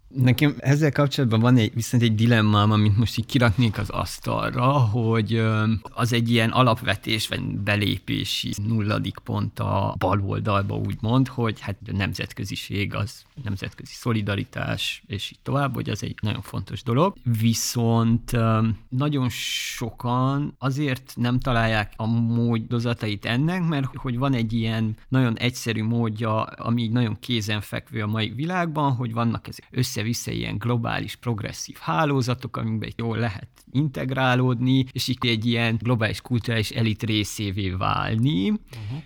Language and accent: Hungarian; Székely Land, Romania; now in Hungary; én tényleg egy ilyen viszonylag tradicionális székelyföldi kis faluból származom